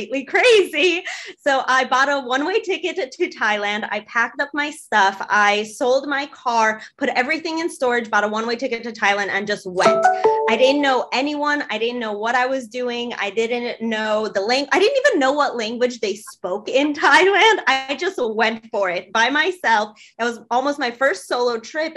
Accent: Chicago, Illinois, United States; I am actually in my hometown right now in Chicago

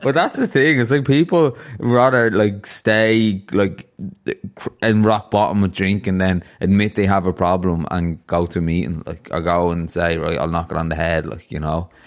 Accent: Ireland; I grew up in Ireland

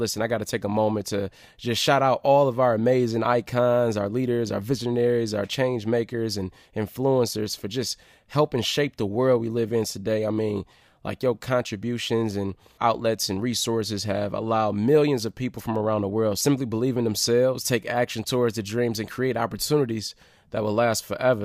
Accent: Detroit, Michigan, United States; my hometown, my city.

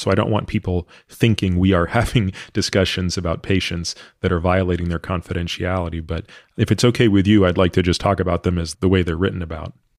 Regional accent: Canada; moved away as an adult; I grew up in Canada

